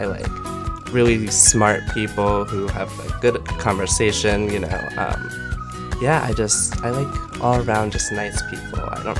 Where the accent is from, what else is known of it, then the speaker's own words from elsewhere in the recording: United States; moved away as an adult; now in Los Angeles, United States; I'm originally from the East Coast, New Jersey, New York area. My dad's from New York, Yonkers, and my mom's from Jersey, and they kind of ended up settling there.